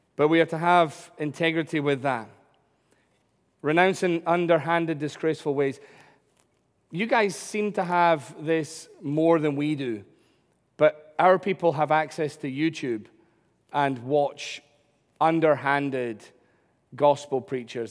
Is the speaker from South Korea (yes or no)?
no; United Kingdom